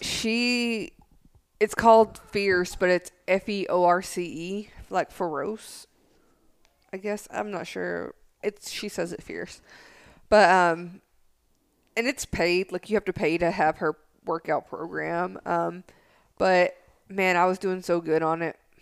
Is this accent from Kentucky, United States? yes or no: no; Tennessee, United States; I'm from Tennessee